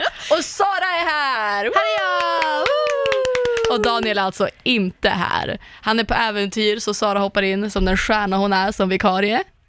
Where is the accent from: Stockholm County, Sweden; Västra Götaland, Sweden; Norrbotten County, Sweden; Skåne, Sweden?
Stockholm County, Sweden; Lidingö; komma tillbaka till Lidingö och bara åh, jag växte upp här